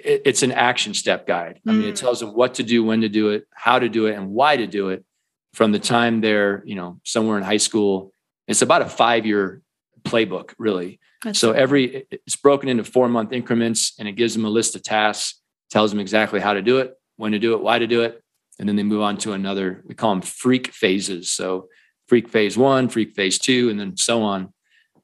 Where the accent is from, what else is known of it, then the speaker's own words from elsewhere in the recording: Iowa, United States; moved away as an adult; now in Colorado, United States; I grew up in the Midwest in Iowa, and I always kind of knew I'd end up in Colorado, which I did. I've been here 20 plus years